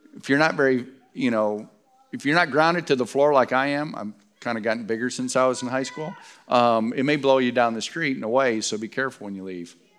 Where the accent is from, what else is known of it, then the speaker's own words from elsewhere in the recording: Stockbridge, Michigan, United States; moved away; also born or lived in Detroit, Michigan; I was born in Detroit, but Stockbridge is home